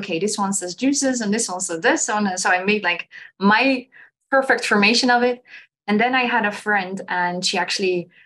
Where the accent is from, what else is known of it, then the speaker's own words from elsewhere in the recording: Netherlands; I'm from Holland